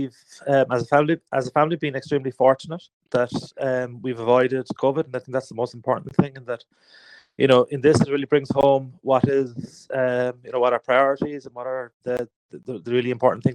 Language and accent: English; Cork, Munster, Ireland; I'm a photographer from Cork